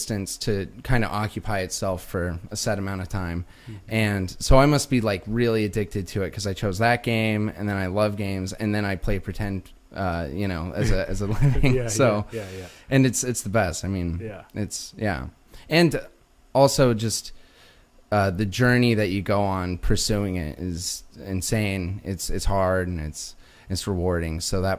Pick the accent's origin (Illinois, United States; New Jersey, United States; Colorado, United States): Colorado, United States; Pueblo; now in Los Angeles, United States; Yeah. Okay. Yeah. Southeast Colorado. I think people, when they hear Colorado, they think Aspen, think Kansas. It looks a lot more like Kansas. Small town.